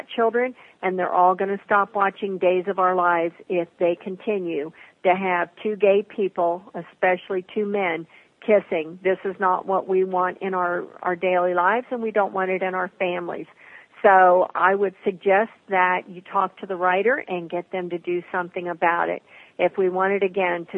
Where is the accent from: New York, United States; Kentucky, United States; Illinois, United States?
Kentucky, United States; I'm from Kentucky